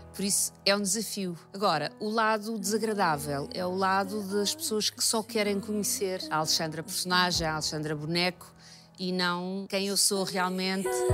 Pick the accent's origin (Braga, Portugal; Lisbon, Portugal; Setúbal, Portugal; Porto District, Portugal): Lisbon, Portugal; also born or lived in Cascais; Lisboa, que é a cidade onde eu nasci